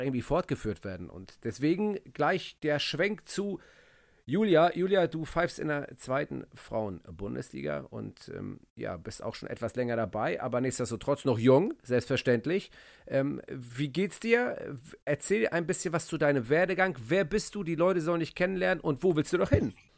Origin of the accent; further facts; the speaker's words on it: Hamburg, Germany; bei uns in Hamburg